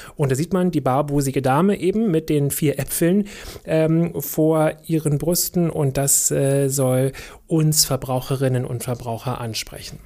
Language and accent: German; Germany; bei uns in Deutschland